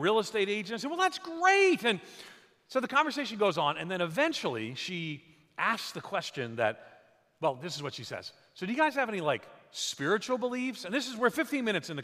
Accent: outside of New York City, United States; also born or lived in Nashville / Chicago area (Wheaton); now in Wheaton, United States; I'm from New York, outside of New York City

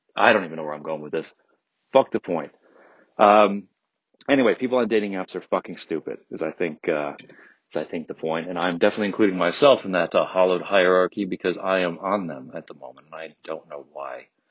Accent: Detroit area suburbs, Michigan, United States; moved away as an adult; now in California, United States; I'm from Detroit uh, the Detroit area, strictly speaking. I, you know, I'm from the suburbs

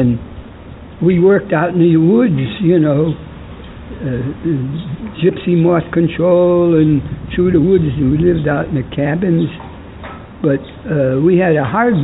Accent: New Britain, Connecticut, United States; born or raised there

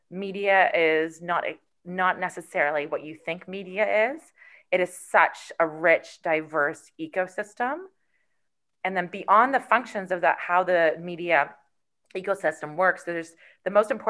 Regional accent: Canada; being a Canadian in our in our in our Canadian identity.

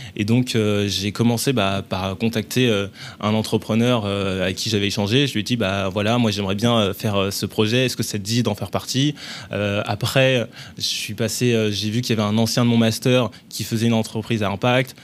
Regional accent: Bobigny, Île-de-France, France; also born or lived in Paris; j'ai grandi dans, à Bobigny, dans le 93, avant de venir sur Paris

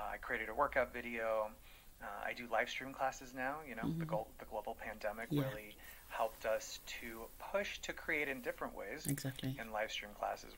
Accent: Phoenix, Arizona, United States; moved away; I'm originally from Phoenix, Arizona, so I'm a Mexican American

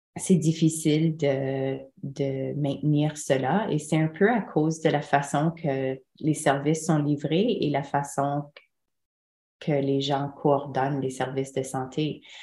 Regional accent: Manitoba, Canada; moved away as an adult; now in Ontario, Canada; je venais du Manitoba

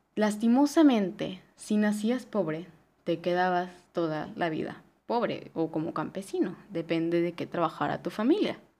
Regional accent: Mexico; yo soy mexicana

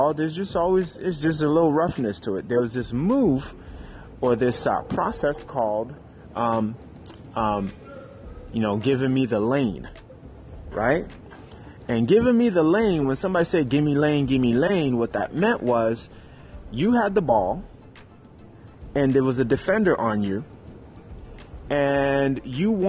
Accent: New York City, New York, United States; I grew up in Harlem, New York City

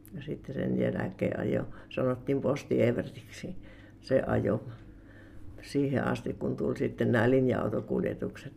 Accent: Kiviapaja, Sääminki, South Savo, Finland; born or raised there; also born or lived in Uitonniemi

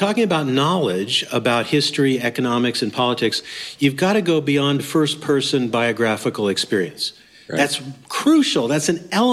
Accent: Anchorage, Alaska, United States; I'm from Anchorage, Alaska

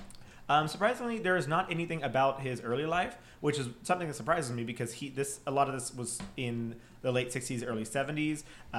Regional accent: Schertz, Texas, United States; the area where I am from, since I am from Shirts, which is outside of San Antonio.

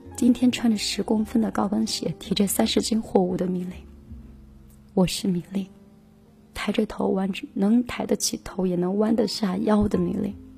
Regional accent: Hefei, Anhui, China; 我是合肥的，是的，我是八零后，是的，我是实体台的主持人

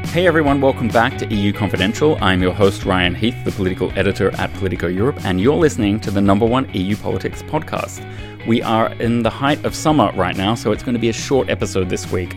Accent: Australia; moved away; I, being an Australian

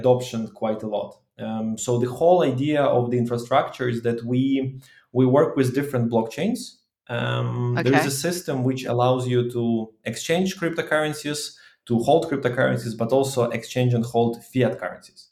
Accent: Ukraine; I'm from Ukraine

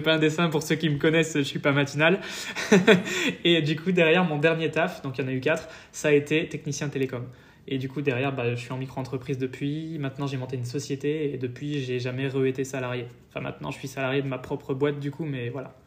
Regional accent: France; moved away as an adult; also born or lived in Paris; now in Estonia

